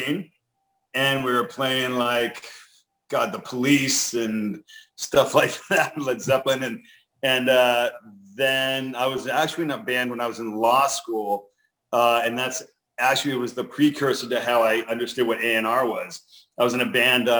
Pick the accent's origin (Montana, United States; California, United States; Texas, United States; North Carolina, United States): California, United States; Los Angeles; I grew up in the San Fernando Valley